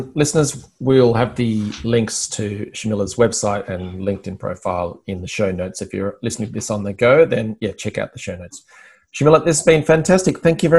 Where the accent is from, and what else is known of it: Australia